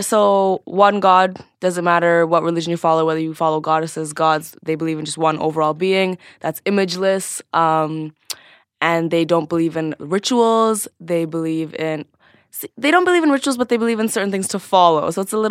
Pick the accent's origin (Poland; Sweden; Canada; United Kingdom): Canada; Scarborough, Ontario; So I was born and raised in Scarborough, which is a pretty ghetto little suburb in...